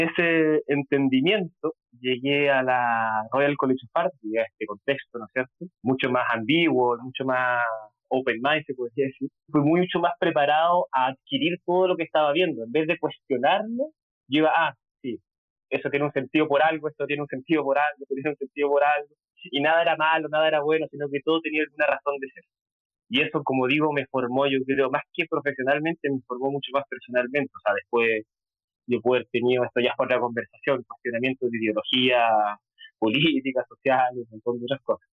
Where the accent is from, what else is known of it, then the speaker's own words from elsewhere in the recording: Concepción, Biobío, Chile; also born or lived in London; yo soy de Chile, de Concepción, una ciudad que queda un poquito al sur de Santiago